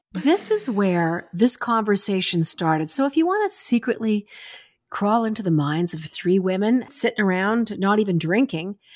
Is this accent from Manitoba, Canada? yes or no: no; Springbank, Alberta, Canada; moved away as an adult; also born or lived in Vancouver; I was from Springbank, Alberta